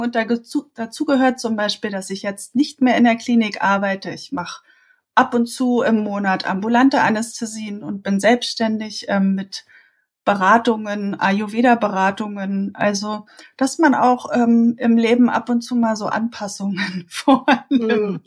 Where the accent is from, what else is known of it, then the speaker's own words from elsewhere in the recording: Berlin, Germany; accent: Berlin; Ich äh, bin Berlinerin, ähm, hört man wahrscheinlich auch so ein bisschen durch, immer mal wieder. Also äh, ich bin hier geboren und aufgewachsen